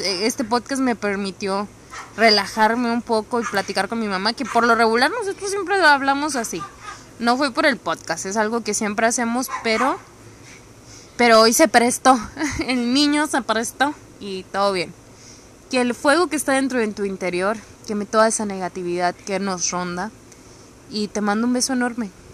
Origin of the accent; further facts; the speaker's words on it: Mexicali, Baja California, Mexico; Yo soy de Mexicali